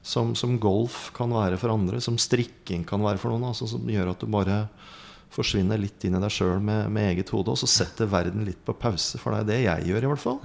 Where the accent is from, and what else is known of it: Lardal, Vestfold, Norway; born or raised there